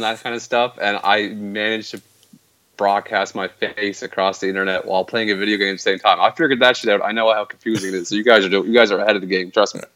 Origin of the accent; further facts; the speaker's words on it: Canada; being Canadian